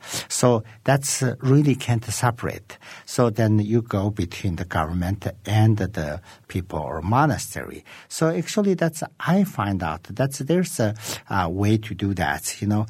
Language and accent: English; Qinghai, China; So actually, we're from Eastern Tibet, which is today we could call the Qinghai province.